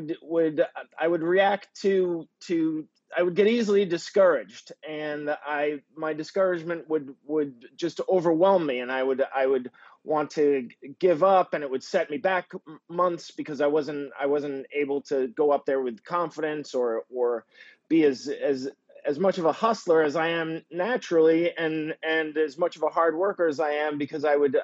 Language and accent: English; Peabody, Massachusetts, United States; moved away; Originally, I am from Peabody, Mass, which is a suburb of Boston, about 16 miles north of Boston, kind of a working class type area